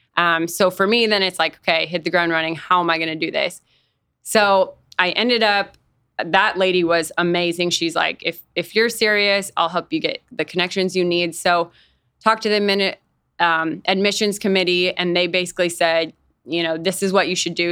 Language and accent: English; Fargo, North Dakota, United States; moved away as an adult; also born or lived in Nebraska; I grew up in Fargo, North Dakota